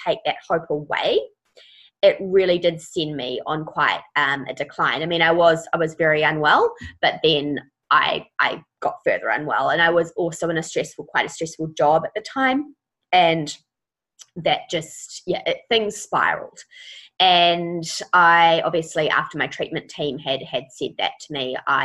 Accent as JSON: {"language": "English", "region": "Auckland", "country": "New Zealand", "said": "I am from Auckland."}